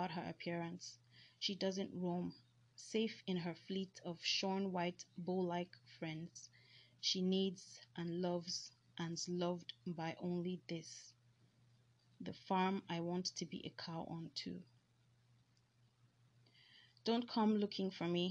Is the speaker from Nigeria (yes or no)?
yes; Nigeria; accent: Nigerian; I am a Nigerian, so I don't know, I might have like funny Nigerian accents